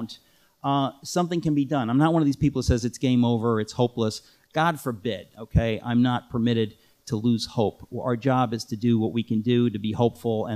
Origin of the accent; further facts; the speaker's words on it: New York, United States; I grew up in New York